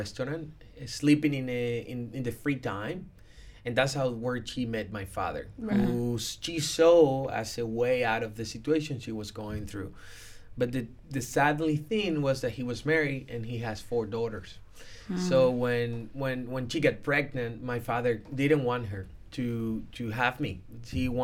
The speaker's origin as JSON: {"language": "English", "country": "Dominican Republic", "tie": "born or raised there", "said": "I was born in the Dominican Republic"}